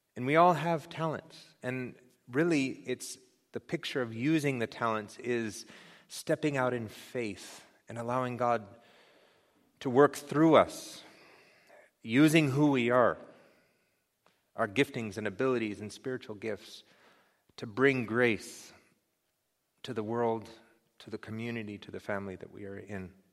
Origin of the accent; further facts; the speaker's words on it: United States; as Americans, as the American church